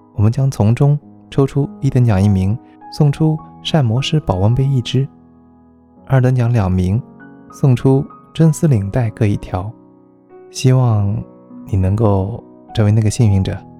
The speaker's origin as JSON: {"language": "Chinese", "country": "China", "said": "作为一个中国人，我真的很幸福"}